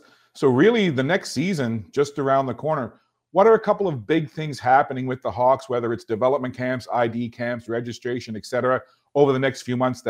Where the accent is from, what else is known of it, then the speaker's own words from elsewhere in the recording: Halifax, Nova Scotia, Canada; I remember being a wee lad growing up in the Clayton Park Fairview area